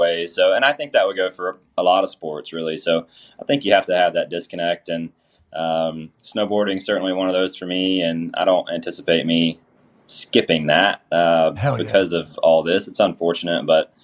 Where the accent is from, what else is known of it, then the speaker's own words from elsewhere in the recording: Georgia, United States; I'm from Georgia.